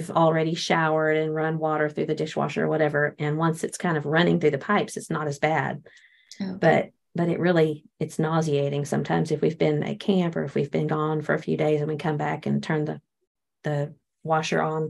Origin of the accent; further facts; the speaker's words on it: Texas, United States; I'm from Texas